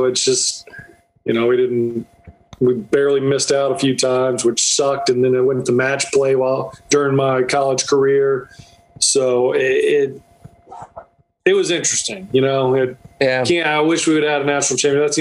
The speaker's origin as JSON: {"language": "English", "region": "North Florida", "country": "United States", "tie": "born or raised there", "moved": "as an adult", "lives_now": "South Georgia, United States", "said": "I grew up in Florida, North Florida, so uh, I live in South Georgia."}